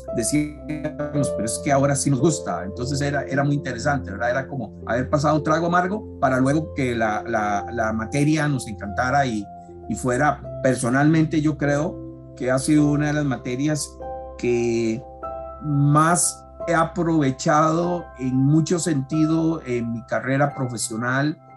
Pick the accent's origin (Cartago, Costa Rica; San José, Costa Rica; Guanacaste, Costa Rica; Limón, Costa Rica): San José, Costa Rica; accent: Costa Rican R; soy costarricense y todos los amigos extranjeros lo notarán por, por nuestra R, fácilmente identificable nosotros los ticos. Tengo 56 años, nací en San José acá en el año 65